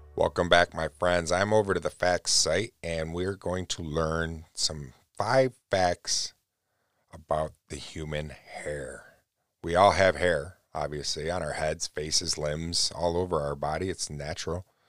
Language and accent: English; New York, United States; I'm born and raised in New York.